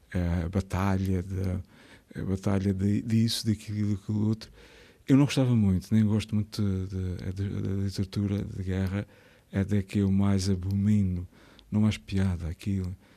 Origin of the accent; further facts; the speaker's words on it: Azores, Portugal; also born or lived in Horta, Azores / Pico, Azores / Ribeira Grande, Azores; Eu nasci, eu nasci na Ribeira Grande, mas eu sou de muitos lados